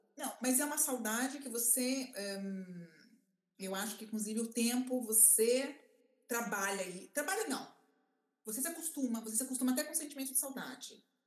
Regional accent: Brazil; moved away; also born or lived in Italy; eu era brasileira

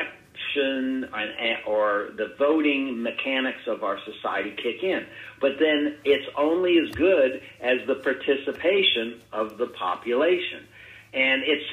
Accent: Ohio, United States; that's my home state, our home state

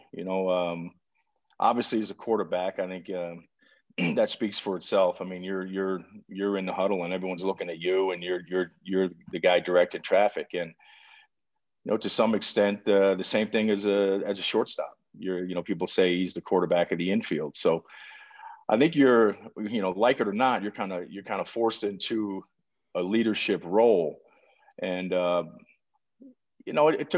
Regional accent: outside New York City, United States; moved away as an adult; also born or lived in Chapel Hill, North Carolina; I grew up right outside New York City, about 30, 35 miles northwest of the city

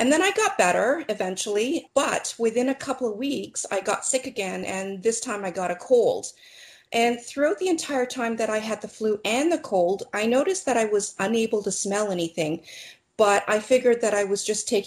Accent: Toronto, Ontario, Canada; I was born and raised in Toronto, Canada.

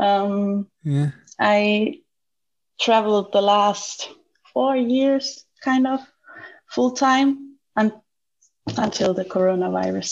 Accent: Germany; also born or lived in Austria; I'm here in Germany, where I come from. Due to the coronavirus, I had to move back to my home country

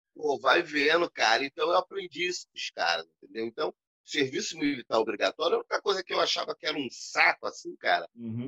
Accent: Rio de Janeiro, Brazil; moved away as an adult; now in São Gonçalo, Brazil; eu não moro mais na Cidade de Deus. Uhum. Eu tenho oito anos que eu saí de Jacarepaguá, que eu casei

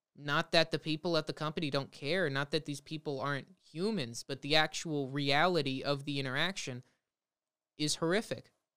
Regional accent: Los Angeles, California, United States; where I grew up in the Valley of Los Angeles, California, um, I've lived here my whole life

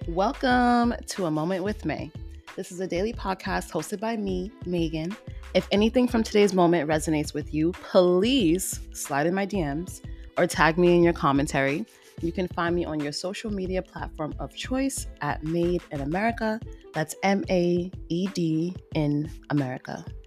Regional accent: United States; moved away as an adult; now in Portugal; someone from the States, as an American

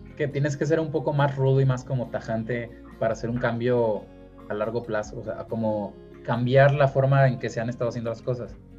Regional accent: Mexico; un gran porcentaje de los hombres mexicanos que les gusta el fútbol, estamos frustrados

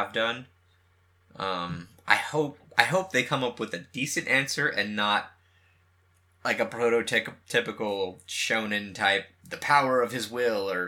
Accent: West Coast, United States; also born or lived in San Jose; We're from the West Coast, me and you

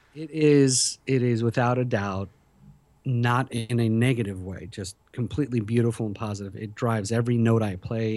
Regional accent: Philadelphia, Pennsylvania, United States; moved away as an adult; also born or lived in Tehran, Iran; Then we moved to Philadelphia, where I was till I was, you know, twenty-five years old

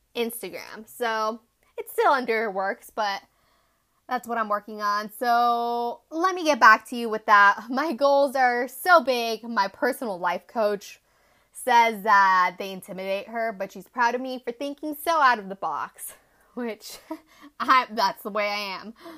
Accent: Tucson, Arizona, United States; moved away as an adult; now in Chongqing, China; I grew up in sunny little town called Tucson, Arizona

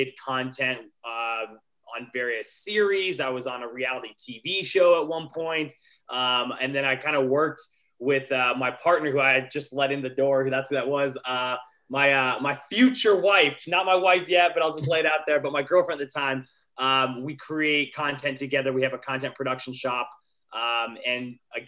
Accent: Montana, United States; also born or lived in Colorado; now in Los Angeles, United States; I'm originally from Montana, so I grew up as a competitive skier

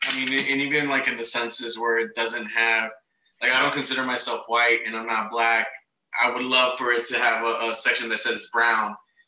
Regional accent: New York, United States; also born or lived in California; I'm from New York

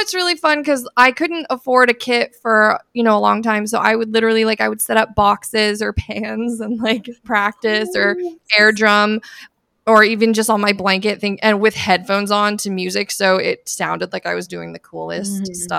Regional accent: Eugene, Oregon, United States; moved away as an adult; also born or lived in Santa Barbara, California; now in Seattle, United States; I'm from Santa Barbara, California. But I grew up mostly in Eugene, Oregon.

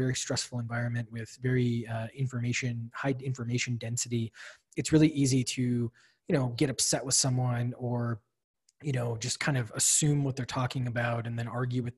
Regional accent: Wisconsin, United States; born or raised there; moved away as an adult; also born or lived in Illinois / Washington, D.C.; now in Boston, United States

